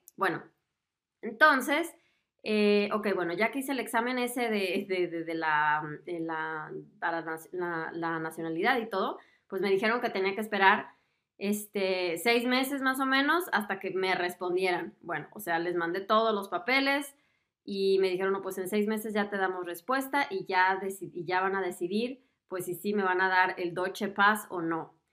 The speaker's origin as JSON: {"language": "Spanish", "country": "Mexico", "moved": "as an adult", "lives_now": "Germany", "said": "como yo, que soy de México"}